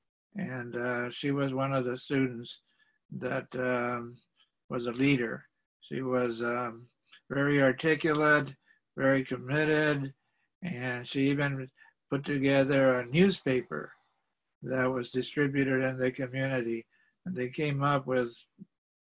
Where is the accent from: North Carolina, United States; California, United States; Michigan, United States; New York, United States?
California, United States; Carlsbad; also born or lived in San Fernando Valley, California; I was born in Carlsbad, California.